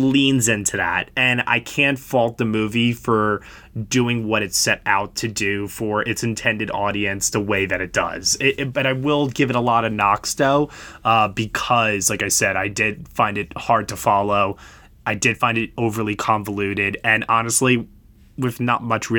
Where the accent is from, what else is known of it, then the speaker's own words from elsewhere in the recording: United States; I'm from the States